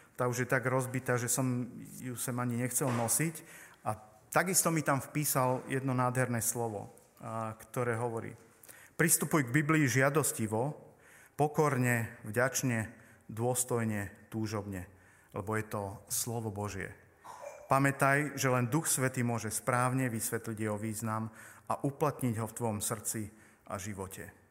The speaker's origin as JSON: {"language": "Slovak", "town": "Poprad", "region": "Prešov Region", "country": "Slovakia", "said": "sme teda z Popradu s manželkou"}